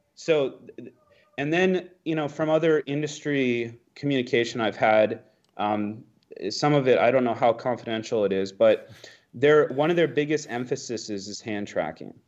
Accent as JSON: {"language": "English", "country": "United States", "said": "as an American"}